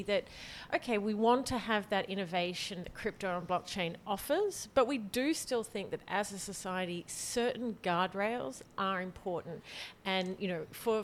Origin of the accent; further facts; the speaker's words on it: Australia; moved away as an adult; now in France; I grew up in Australia.